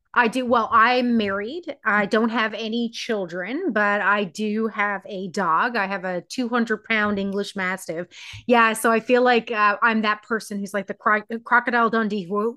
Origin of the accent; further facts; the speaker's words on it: Newfoundland and Labrador, Canada; I am from Newfoundland, Canada